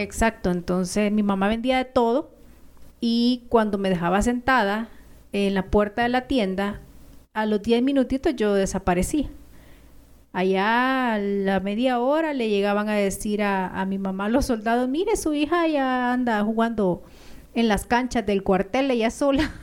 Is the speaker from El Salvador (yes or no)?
yes; Ahuachapán, El Salvador; moved away as an adult; now in Guatemala; los aguachapanecos hablamos muy parecido a los chapines.